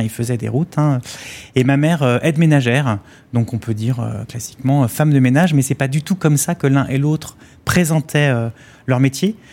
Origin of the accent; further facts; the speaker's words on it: Vitré, Brittany, France; c'était 75 maisons pareilles, un programme social de la ville de Vitré, là d'où je viens